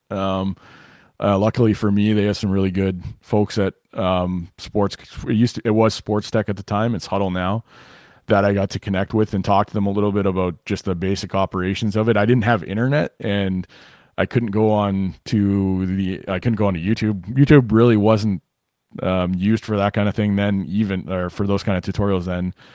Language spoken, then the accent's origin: English; Winnipeg, Manitoba, Canada; also born or lived in Rockford, Illinois; I'm from Winnipeg originally. So I grew up in Winnipeg